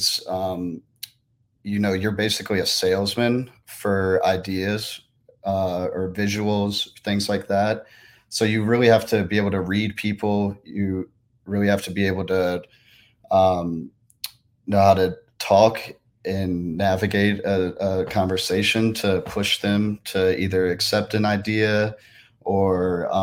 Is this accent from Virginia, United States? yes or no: yes; Richmond, Virginia, United States; I am from Richmond, Virginia